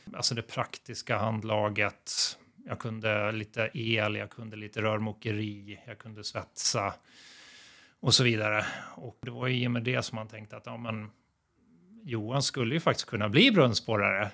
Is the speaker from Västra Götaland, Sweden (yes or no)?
no; Uppsala, Uppsala County, Sweden; moved away as an adult; now in Gotland, Sweden; Jag växte upp i Uppsala och var en fotbollsgrabb där